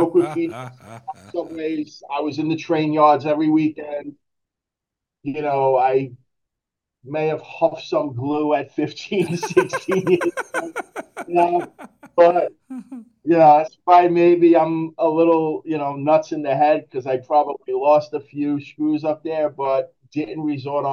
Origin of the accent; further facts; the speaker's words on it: New York City, New York, United States; born and raised in Brooklyn